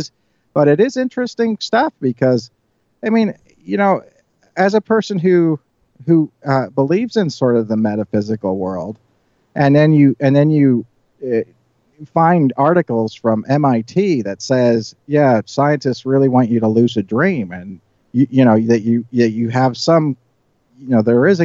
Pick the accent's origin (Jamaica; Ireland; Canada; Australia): Ireland; You know, as growing up in Ireland, you know, you always hear stories about leprechauns granting wishes